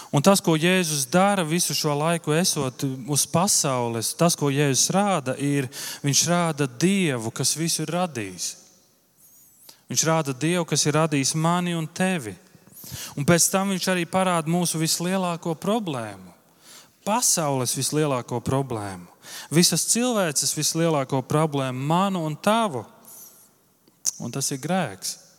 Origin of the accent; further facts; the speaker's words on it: Viesīte, Latvia; moved away; uz viesīti, uz manu dzimto pilsētu